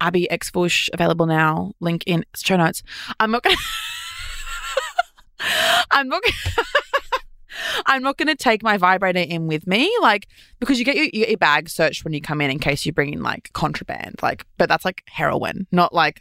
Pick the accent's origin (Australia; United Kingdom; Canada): Australia